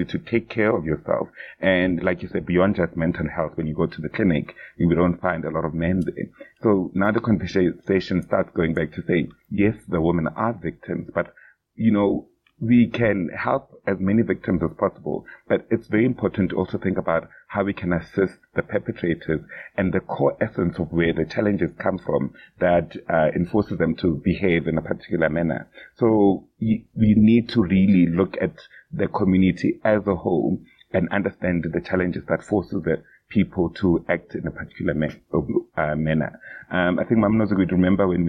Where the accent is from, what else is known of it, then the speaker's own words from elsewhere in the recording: South Africa; as a South African man myself